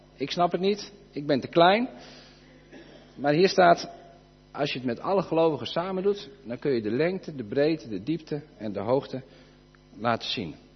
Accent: Friesland, Netherlands; wij wonen hier, de meeste van ons, denk ik, wonen in Friesland. We zijn ook Fries

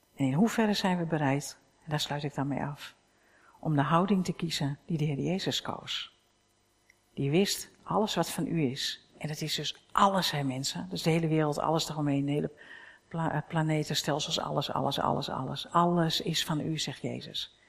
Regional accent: Netherlands; staan we ook nog bekend als uberkritisch hè, als Hollanders, Nederlanders

